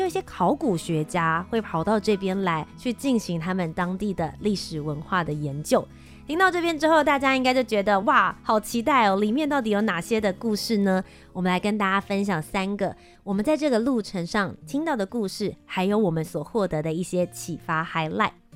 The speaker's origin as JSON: {"language": "Chinese", "country": "Taiwan", "said": "我和Ethan身为一个台湾人"}